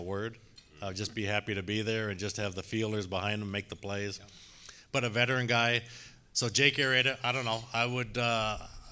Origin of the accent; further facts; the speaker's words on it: Spokane, Washington, United States; now in Lake Bluff, United States; growing up in Spokane, Washington